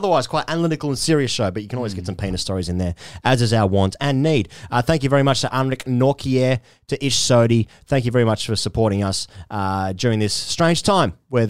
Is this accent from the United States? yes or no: no; Australia; I suppose we're quite gruff as Australian men, aren't we?